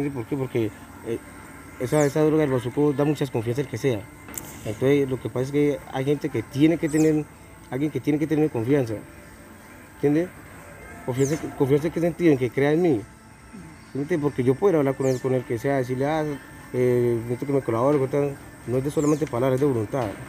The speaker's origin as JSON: {"language": "Spanish", "town": "Puerto Boyacá", "region": "Boyacá", "country": "Colombia", "said": "soy de Puerto Villacá"}